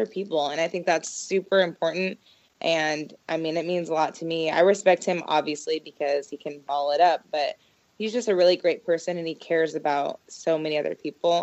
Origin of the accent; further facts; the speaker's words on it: Portland, Oregon, United States; I'm from Portland.